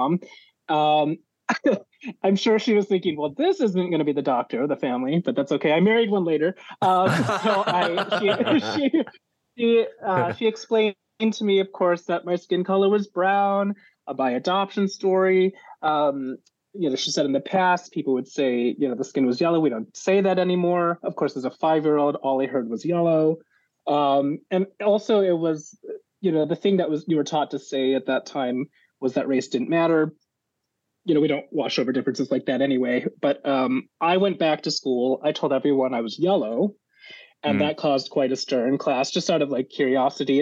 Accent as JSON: {"language": "English", "town": "San Francisco", "region": "California", "country": "United States", "tie": "born or raised there", "said": "I was born in San Francisco in 1979 and almost immediately placed by Catholic Charities into a home."}